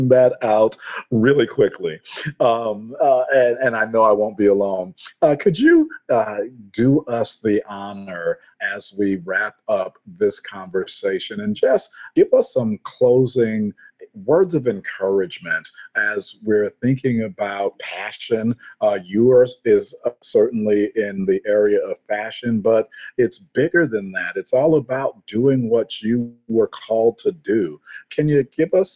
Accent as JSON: {"language": "English", "town": "Elmira", "region": "New York", "country": "United States", "tie": "born or raised there", "said": "my hometown of Elmira, New York"}